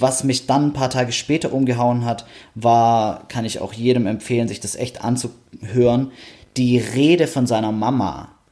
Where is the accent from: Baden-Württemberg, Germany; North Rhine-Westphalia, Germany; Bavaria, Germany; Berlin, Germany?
Baden-Württemberg, Germany; Stuttgart; ich bin ja Stuttgarter